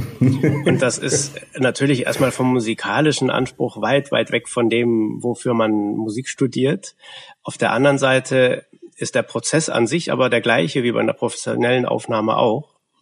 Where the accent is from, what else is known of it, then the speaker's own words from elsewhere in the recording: Westphalia / Lippe, North Rhine-Westphalia, Germany; moved away as an adult; also born or lived in Detmold; now in Leipzig, Germany; wir kommen beide aus Westfalen beziehungsweise Lippe